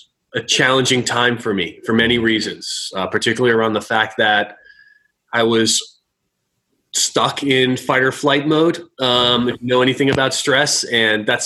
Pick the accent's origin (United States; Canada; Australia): United States; Newton, Massachusetts; moved away as an adult; I grew up in Newton, Mass.